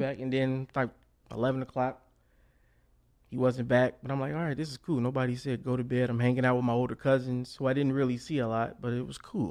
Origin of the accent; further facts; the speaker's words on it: Chicago, Illinois, United States; also born or lived in Hazel Crest, Illinois; born and raised in Chicago